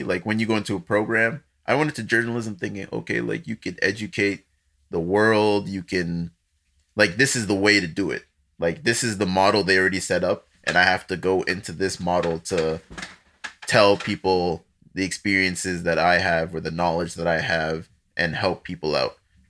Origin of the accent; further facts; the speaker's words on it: Nigeria; But then I'm Nigerian. Like, I'm born there. I have a passport and everything.